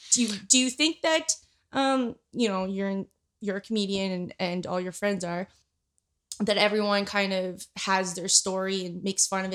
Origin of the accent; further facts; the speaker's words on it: Winnipeg, Manitoba, Canada; also born or lived in Philippines; I grew up in Canada majority of my life since I was six years old.